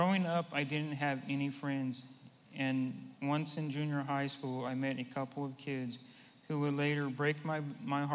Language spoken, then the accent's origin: English; Santa Clara, California, United States; I was born in Santa Clara, California in 1965